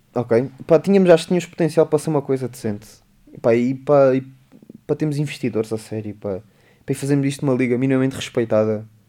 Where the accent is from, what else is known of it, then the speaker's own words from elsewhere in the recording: Beja, Beja District, Portugal; é o pé de Beja, é o pé da minha terra